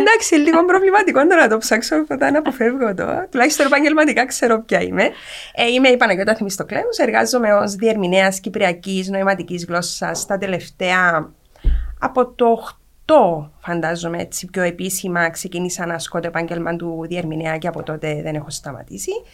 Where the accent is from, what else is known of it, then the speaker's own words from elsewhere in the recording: Cyprus; μεγάλωσα στην Κύπρο τη δεκαετία του 80